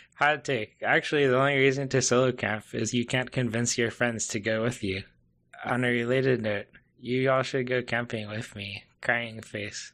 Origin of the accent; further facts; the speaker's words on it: United States; as an American uh, camper